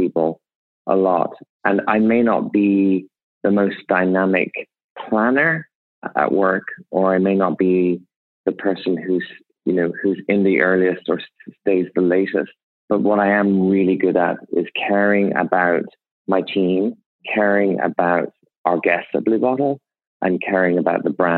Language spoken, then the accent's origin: English; Ireland; moved away; I grew up in Ireland to extremely poor parents.